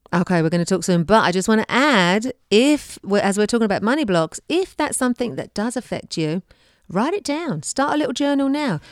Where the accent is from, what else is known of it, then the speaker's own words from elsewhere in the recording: England, United Kingdom; moved away; I came from England. I did not have a dishwasher growing up